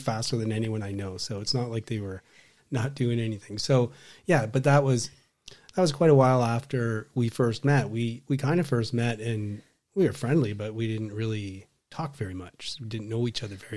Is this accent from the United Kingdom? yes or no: no; Waterloo, Ontario, Canada; I grew up in Waterloo